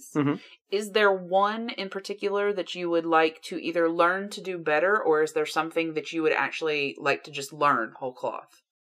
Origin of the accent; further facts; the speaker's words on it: United States; being American